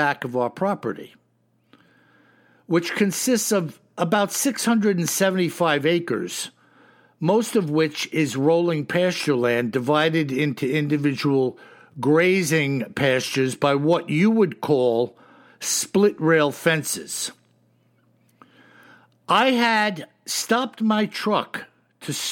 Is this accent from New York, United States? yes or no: yes; New York, United States; I'm a New Yorker.